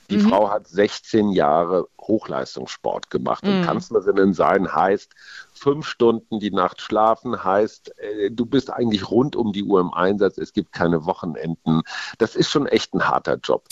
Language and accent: German; Münster, North Rhine-Westphalia, Germany; moved away as an adult; also born or lived in Munich; now in Berlin, Germany; Ich bin in Münster aufgewachsen